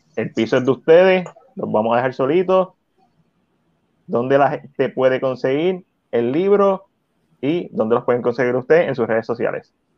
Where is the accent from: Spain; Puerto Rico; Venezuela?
Puerto Rico; San Juan; yo me crié en Coupey